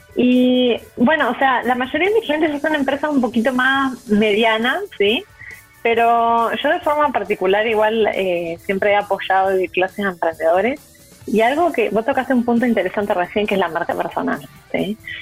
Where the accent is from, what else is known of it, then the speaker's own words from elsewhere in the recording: Uruguay; now in Chile; yo soy uruguaya